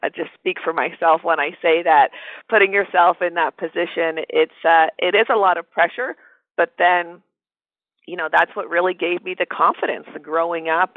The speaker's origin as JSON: {"language": "English", "town": "Toronto", "region": "Ontario", "country": "Canada", "moved": "yes", "said": "I'm originally from Toronto, Canada"}